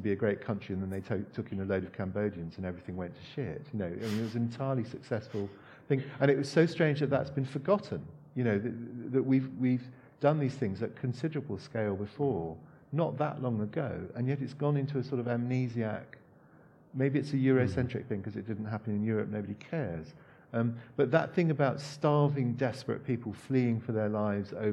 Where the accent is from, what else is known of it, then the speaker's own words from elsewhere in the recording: Hong Kong; moved away; I grew up in Hong Kong, and in the 70s in Hong Kong